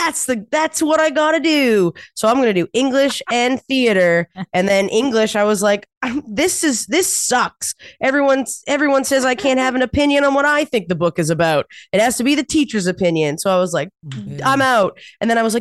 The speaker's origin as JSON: {"language": "English", "region": "New Brunswick", "country": "Canada", "moved": "yes", "said": "I'm from New Brunswick."}